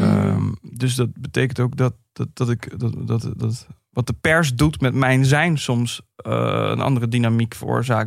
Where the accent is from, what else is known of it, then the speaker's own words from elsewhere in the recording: Vlaardingen, South Holland, Netherlands; ik kwam uit Vlaardingen